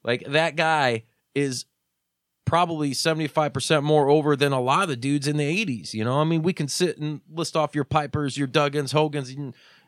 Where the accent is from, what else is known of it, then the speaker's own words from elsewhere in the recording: Hobart, Indiana, United States; I remember that as a part of my hometown. It was a staple. It was crazy, you know? Like, wow, dude, like Mean Gene's pizza? Like, how badass is Hobart, Indiana?